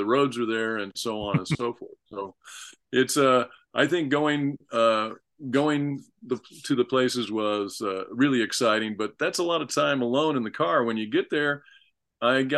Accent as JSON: {"language": "English", "town": "Peoria", "region": "Illinois", "country": "United States", "tie": "born or raised there", "said": "Illinois, I was born in Peoria, grew up in Peoria"}